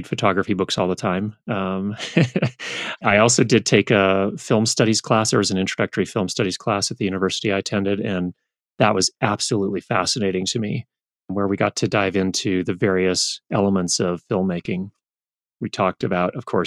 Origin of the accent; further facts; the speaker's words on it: Thousand Oaks, California, United States; also born or lived in Northridge, California; My parents moved to a place called Thousand Oaks, which is a suburb to the north of Los Angeles, when I was two. So I grew up in that area